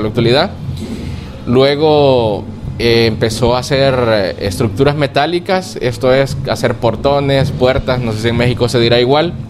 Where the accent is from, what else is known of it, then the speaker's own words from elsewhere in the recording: Lourdes, La Libertad, El Salvador; nací en Lourdes y me crié toda la niñez en Lourdes. Lourdes, eh, San, Lourdes es de la libertad